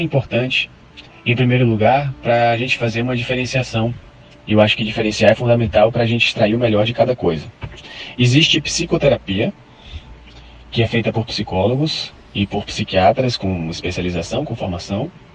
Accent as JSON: {"language": "Portuguese", "town": "Salvador", "region": "Bahia", "country": "Brazil", "said": "sou de Salvador, sou psicólogo e professor de yoga"}